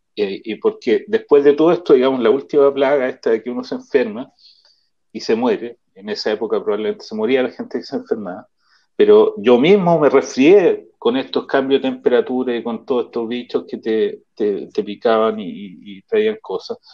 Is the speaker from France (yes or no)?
no; Chile; moved away as an adult; now in Israel; todos venimos de Chile, que es un clima distinto